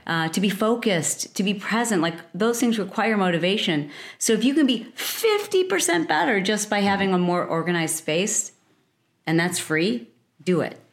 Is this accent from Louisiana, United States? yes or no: no; Michigan, United States; also born or lived in Detroit, Michigan; I grew up in Michigan. From the Midwest